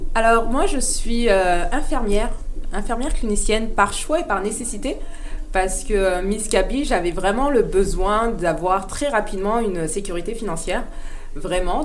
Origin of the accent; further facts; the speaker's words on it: Île-de-France, France; moved away as an adult; now in Montreal, Canada; je suis née j'ai grandi en France, dans le 9-2